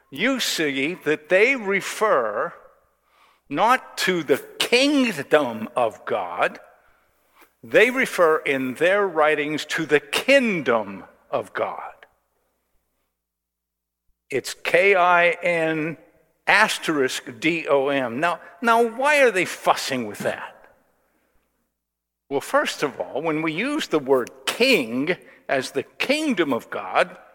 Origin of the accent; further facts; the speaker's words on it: United States; And, and I don't know, as an American